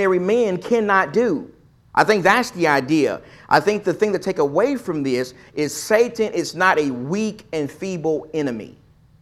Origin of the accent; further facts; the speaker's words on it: East Texas, United States; I'm from East Texas. I'm country